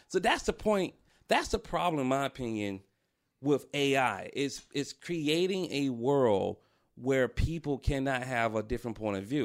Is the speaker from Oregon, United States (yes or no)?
no; Atlanta, Georgia, United States; I'm from Atlanta